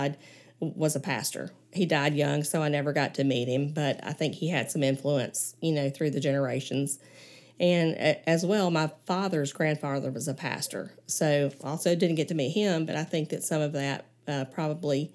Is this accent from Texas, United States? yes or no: no; Gardendale, Alabama, United States; I grew up in Gardendale, Alabama, about 30 minutes north of here